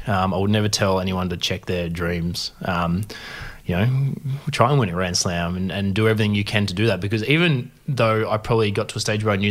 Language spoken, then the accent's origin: English; Corowa, New South Wales, Australia; also born or lived in Narrandera / Deniliquin; I grew up in Corowa. I was actually born in Narrandera, so up about an hour from Wagga.